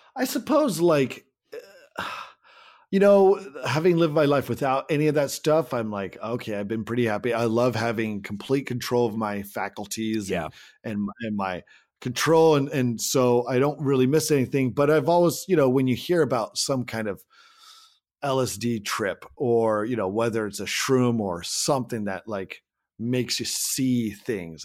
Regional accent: Salem, Oregon, United States; my hometown yeah. of Salem, Oregon

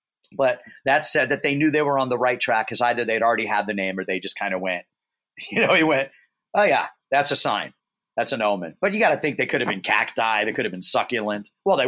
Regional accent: Los Angeles, California, United States; I'm from Hollywood.

